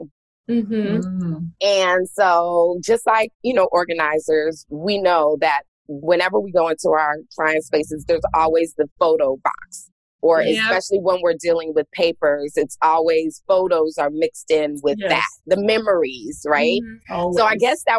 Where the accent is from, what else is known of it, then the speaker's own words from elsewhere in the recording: Los Angeles, California, United States; moved away as an adult; also born or lived in Washington, D.C.; born and raised in Los Angeles, California. I left Los Angeles, Southern California to go to Washington, D.C. for school, for college at Howard University.